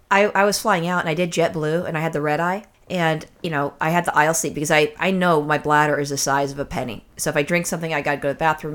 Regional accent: California, United States; I'm a native Californian

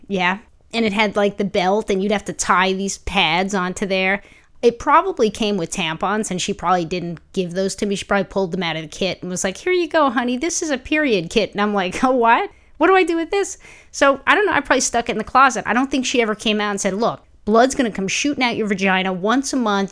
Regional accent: New York City, New York, United States; growing up in Brooklyn, I didn't need a car

